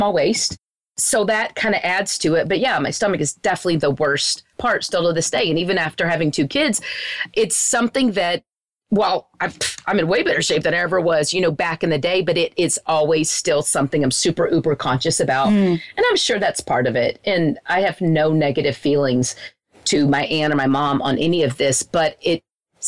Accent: Wichita Falls, Texas, United States; where I grew up in Wichita Falls, it's a very small town

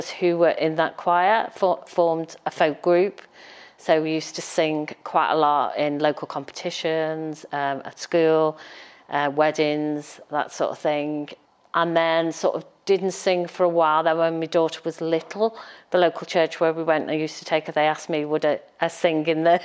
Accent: Halewood, North West England, United Kingdom; also born or lived in Liverpool / Wavertree; I was born in Broad Green Hospital

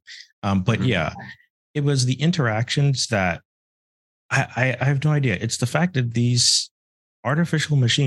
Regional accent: Bahamas; moved away as an adult; now in United States; I'm from the Bahamas. I transferred to the US. I didn't know anything. I came here by myself and all that.

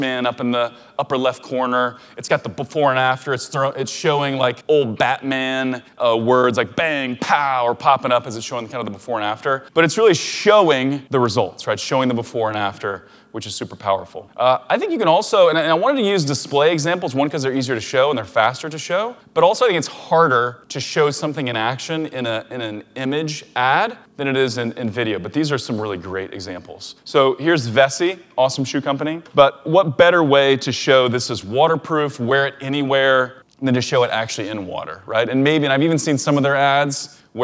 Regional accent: Missouri, United States; Brewer and I, Chris Brewer, my business partner, co-founder of OMG, we were like the only Missouri peeps in Blue Ribbon

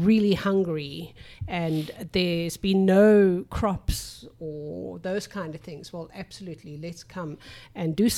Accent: South Africa; now in United States; we are generationally South African

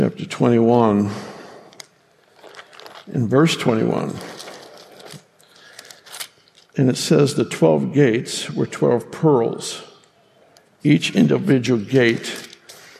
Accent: California, United States; I grew up in California

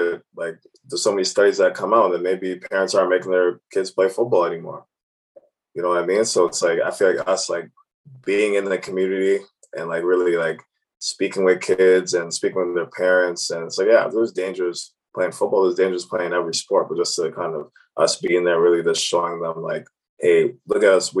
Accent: Cambridge, Ontario, Canada; growing up in Cambridge, sometimes my parents were working weekends and all different hours

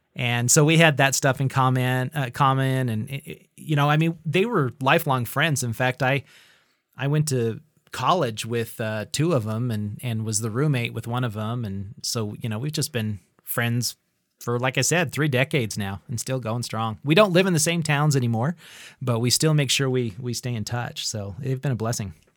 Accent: Idaho Falls, Idaho, United States; also born or lived in Bozeman, Montana; I am an Idahoan, and I've lived pretty much my entire life here in the, the grand city of Idaho Falls

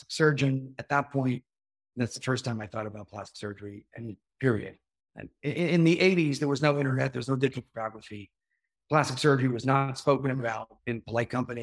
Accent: New York, United States; moved away as an adult; also born or lived in Miami, Florida; now in Florida, United States; I grew up in Whatcom County, New York.

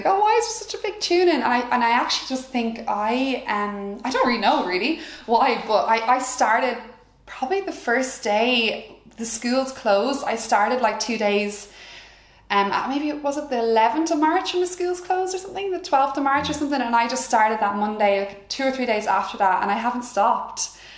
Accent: Wexford, Leinster, Ireland; we're all from Wexford, so I've always been around big family gatherings

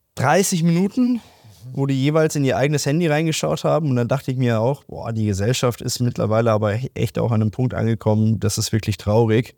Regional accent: Germany

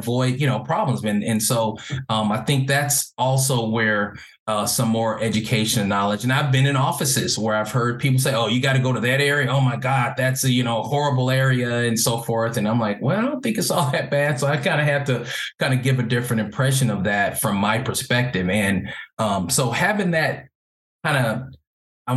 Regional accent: Los Angeles, California, United States; also born or lived in Carson, California / Orange County, California; growing up in Los Angeles, most of my life, my formative years, I was mostly around Black people

